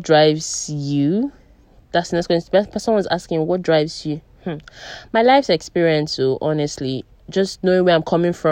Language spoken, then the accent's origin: English; Umuahia, Abia, Nigeria; also born or lived in Abuja; my hometown is Umuahia. I'm from Abia State, Umuahia.